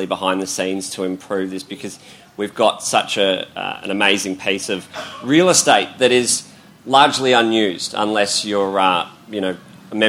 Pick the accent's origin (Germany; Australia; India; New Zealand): Australia; Melbourne, Victoria; I grew up around Hawthorne